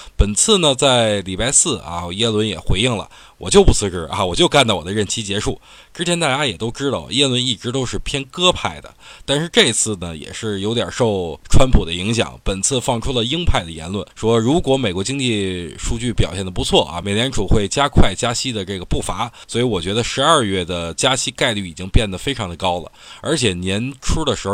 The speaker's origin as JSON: {"language": "Chinese", "country": "China", "said": "作为一个中国人呢"}